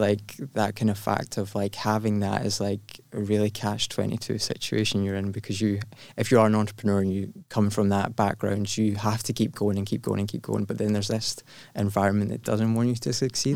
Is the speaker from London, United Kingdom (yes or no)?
no; Glasgow, Scotland, United Kingdom; I was born in Glasgow